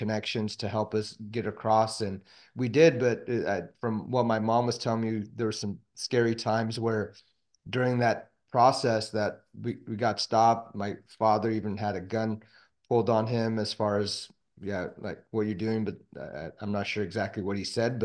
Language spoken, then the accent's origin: English; San Diego, California, United States; also born or lived in Kabul, Afghanistan / Pakistan / Omaha, Nebraska / Bronx, New York; I grew up here in San Diego